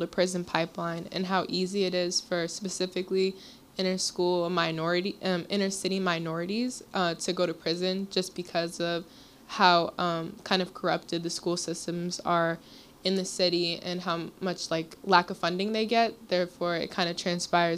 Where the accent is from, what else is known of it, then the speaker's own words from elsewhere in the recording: Lorton, Virginia, United States; moved away as an adult; now in Philadelphia, United States; I'm from Lorton, Virginia